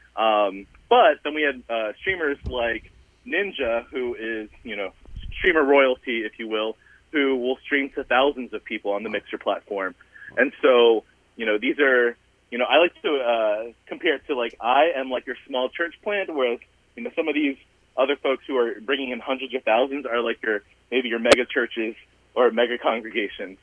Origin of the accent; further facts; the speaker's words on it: Southern Virginia, United States; I'm a first generation Asian American immigrant um, and, you know, I grew up in Southern Virginia